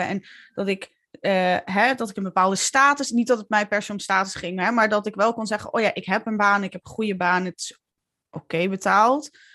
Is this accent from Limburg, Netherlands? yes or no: yes; Limburg, Netherlands; accent: Limburgish; moved away as an adult; now in Utrecht, Netherlands; ik ben een truckersdochter eh, uit Limburg. ik, al, ik spreek nog steeds dialect. Ik had een vet zware Limburgs accent toen ik jong was.